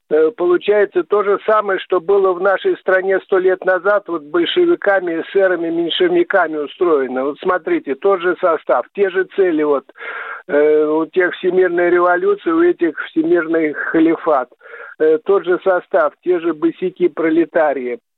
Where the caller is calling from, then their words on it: Zelenograd, Moscow, Russia; я из Зеленограда.